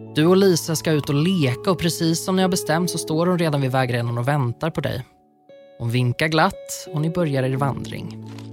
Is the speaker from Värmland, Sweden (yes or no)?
yes; Värmland, Sweden; Där jag kommer ifrån så kallar man Näcken strömkarn